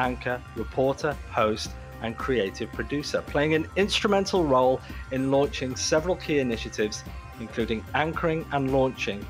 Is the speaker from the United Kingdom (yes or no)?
yes; United Kingdom; now in Toronto, Canada; I'm British